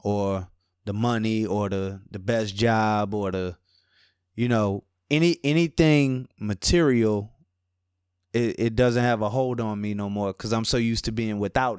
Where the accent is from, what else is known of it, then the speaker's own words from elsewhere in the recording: New Orleans, Louisiana, United States; Yeah, that's right, man. From New Orleans, Louisiana, Ninth Ward to be exact. You know, I've been back and forth here to New Orleans and, I'm like Cali's adopted kid, man.